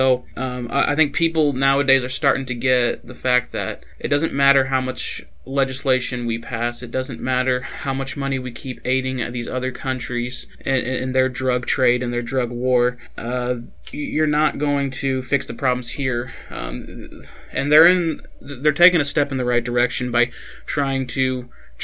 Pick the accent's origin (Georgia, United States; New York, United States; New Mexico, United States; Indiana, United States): New Mexico, United States; Albuquerque; I was born in Albuquerque, New Mexico.